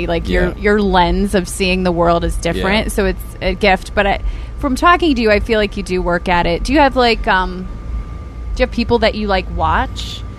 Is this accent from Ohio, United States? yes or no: yes; Ashtabula, Ohio, United States; moved away; I'm from Ashtabula.